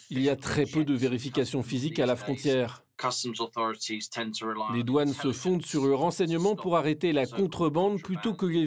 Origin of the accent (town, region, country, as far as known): United Kingdom